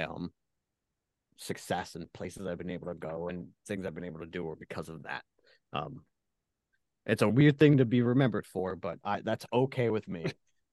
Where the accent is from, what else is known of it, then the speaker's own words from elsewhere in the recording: Philadelphia, Pennsylvania, United States; growing up in the Philadelphia area